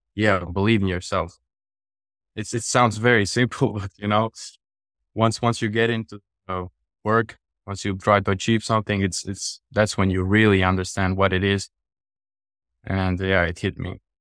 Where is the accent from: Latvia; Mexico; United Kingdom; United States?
Latvia; I'm from Europe, from Latvia.